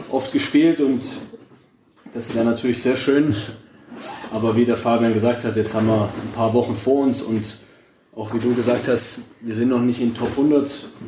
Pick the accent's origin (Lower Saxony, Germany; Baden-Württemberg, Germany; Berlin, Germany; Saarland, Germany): Baden-Württemberg, Germany; Stuttgart; als Stuttgarter, der seit 20 Jahren.